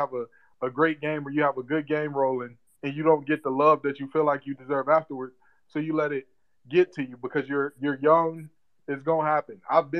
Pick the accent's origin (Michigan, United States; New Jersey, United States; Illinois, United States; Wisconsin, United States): Michigan, United States; Detroit; moved away as an adult; also born or lived in North Carolina; being born and raised in Detroit, Michigan